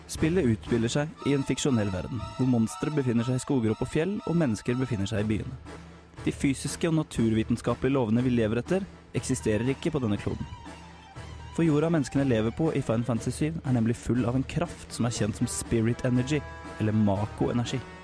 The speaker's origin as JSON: {"language": "Norwegian", "town": "Larvik", "region": "Vestfold", "country": "Norway", "tie": "born or raised there", "said": "hjemme i Larvik"}